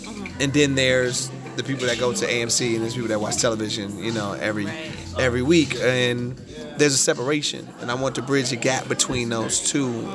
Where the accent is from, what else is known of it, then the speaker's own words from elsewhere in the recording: California, United States; I'm from California